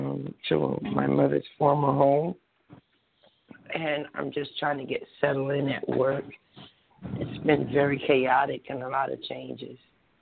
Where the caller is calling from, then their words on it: New Jersey, United States; I'm calling from New Jersey.